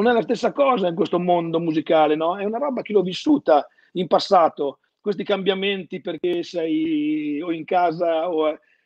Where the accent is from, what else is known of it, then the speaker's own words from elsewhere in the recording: Emilia-Romagna, Italy; moved away as an adult; also born or lived in Bologna; conservatorio di Ceseno ho fatto io perché sono romagnolo